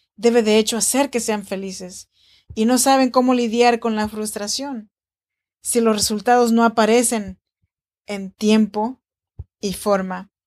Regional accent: Oaxaca, Mexico; now in Sacramento, United States; Soy nacida en Oaxaca, México, en la región chinanteca. Y te saludo cordialmente desde Sacramento, California

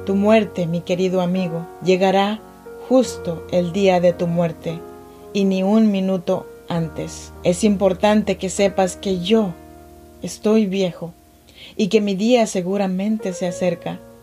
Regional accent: Chinantec region, Oaxaca, Mexico; now in Sacramento, United States

